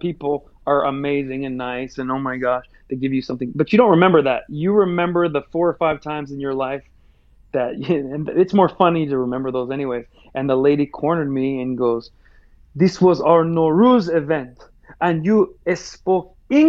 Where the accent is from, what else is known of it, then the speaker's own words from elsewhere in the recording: United States; Well, because I'm American, I typically take the Trump path